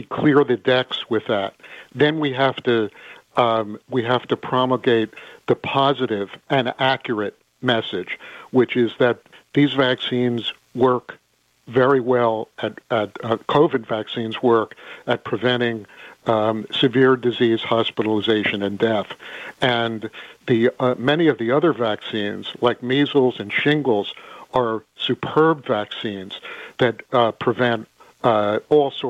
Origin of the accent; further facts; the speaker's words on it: California, United States; as a Californian